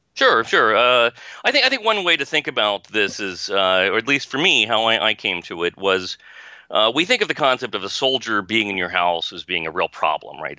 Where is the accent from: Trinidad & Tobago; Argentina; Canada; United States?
United States; Leavenworth, Kansas; I grew up in Leavenworth, Kansas